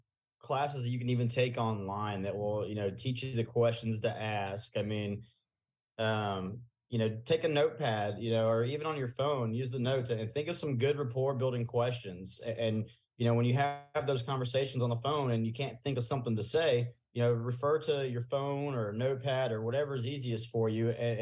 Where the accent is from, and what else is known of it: Alabama, United States